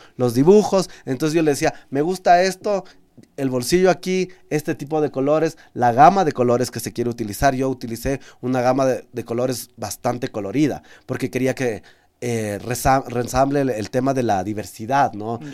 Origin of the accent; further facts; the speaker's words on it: Amazon region, Ecuador; como ecuatoriano y como amazónico